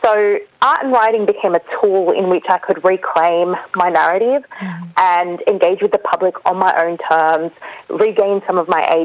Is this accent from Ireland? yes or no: no; Australia; I was born in Australia, so I got to know my grandmother, who lived in Lebanon, very briefly